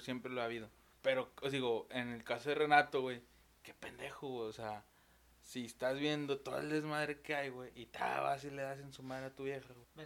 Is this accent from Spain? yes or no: no; Monterrey, Nuevo León, Mexico; así le decimos aquí en Monterrey